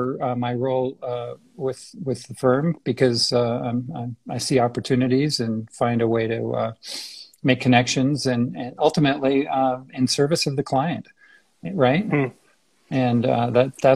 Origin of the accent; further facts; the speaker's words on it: San Francisco, California, United States; moved away as an adult; also born or lived in Boston / Berkeley / Zurich; now in Denver, United States; I'm from the Bay Area, San Francisco area originally